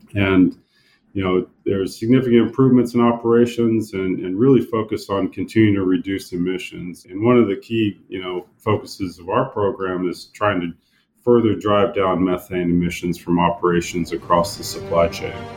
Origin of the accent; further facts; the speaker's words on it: Indiana, United States; I'm born and raised in Indiana, so I'm a Hoosier